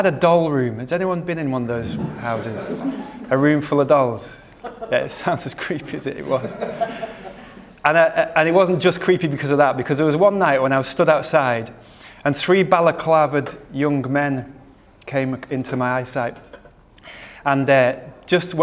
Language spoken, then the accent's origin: English; Preston, North West England, United Kingdom; now in Manchester, United Kingdom; I'm from the Northwest, born in Preston, moved to Manchester when I was 19